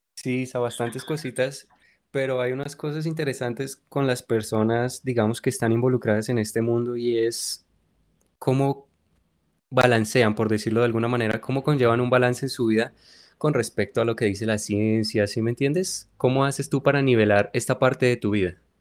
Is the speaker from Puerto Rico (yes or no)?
no; Colombia; desde nuestra tierra querida, de nuestra Colombia